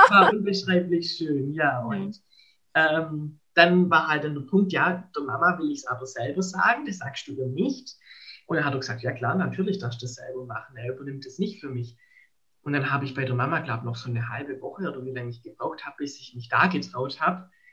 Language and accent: German; Baden-Württemberg, Germany; ich komme ja aus Baden-Württemberg, aus also der Diözese Rottenburg-Stuttgart